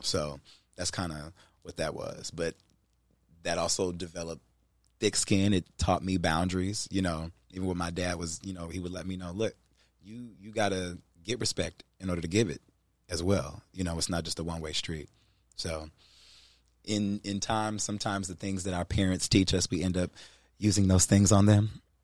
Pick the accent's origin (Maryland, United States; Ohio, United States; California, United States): Ohio, United States; Cleveland; I grew up in Cleveland